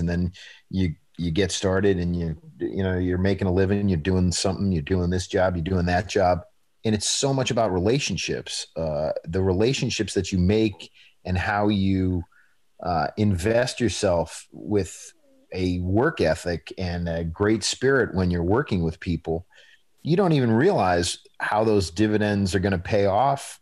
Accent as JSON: {"language": "English", "town": "Nashua", "region": "New Hampshire", "country": "United States", "tie": "born or raised there", "also_born_or_lived": "Boston, Massachusetts", "said": "I was born in Boston and I grew up in Nashua, New Hampshire"}